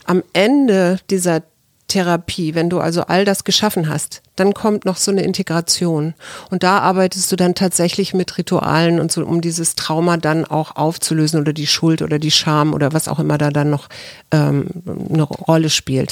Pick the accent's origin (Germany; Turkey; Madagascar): Germany; West Germany; als äh, Westdeutsch, also als Deutsche oder als Europäer